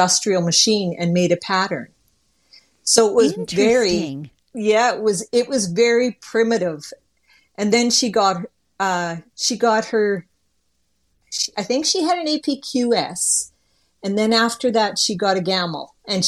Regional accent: Rainy River, Ontario, Canada; accent: Canadian; also born or lived in Baudette, Minnesota; now in Manitoba, Canada; my parents lived in Rainy River, Ontario. The hospital was in Bedette, Minnesota.

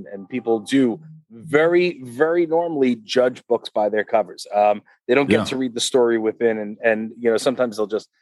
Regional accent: Uniondale, New York, United States; I grew up in Uniondale, New York

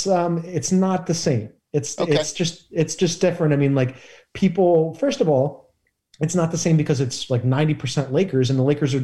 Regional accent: Philadelphia, Pennsylvania, United States; now in Los Angeles, United States; I was flying back from Philly to LA. I had flown home

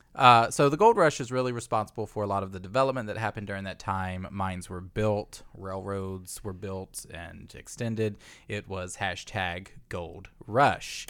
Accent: Virginia, United States; the schools where we're from.

